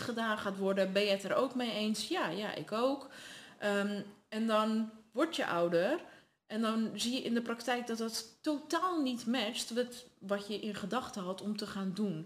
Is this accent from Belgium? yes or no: no; Netherlands; also born or lived in Sardinia, Italy; daarna verhuisd naar Nederland